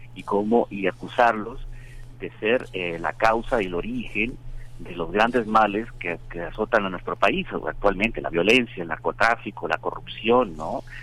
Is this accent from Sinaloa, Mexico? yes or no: yes; Culiacán, Sinaloa, Mexico; moved away; yo crecí en, en, Culiacán, en Sinaloa